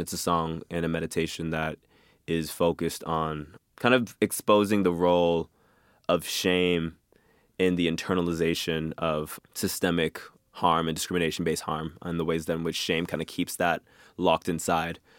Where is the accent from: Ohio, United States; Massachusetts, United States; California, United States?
Massachusetts, United States; Boston; grew up in Mattapan, Massachusetts, which is a, an inner city of Boston, predominantly black neighborhood